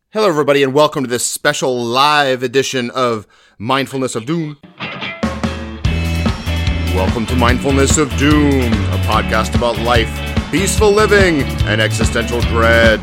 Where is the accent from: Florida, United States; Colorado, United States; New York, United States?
Florida, United States; now in Maryland, United States; I was born in Florida. I grew up there